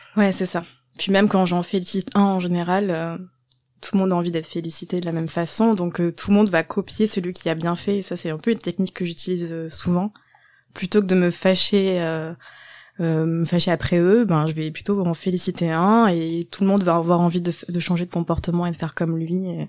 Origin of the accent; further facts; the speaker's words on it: Landes, Nouvelle-Aquitaine, France; moved away as an adult; also born or lived in Bordeaux; La campagne dans le sud-ouest, dans les Landes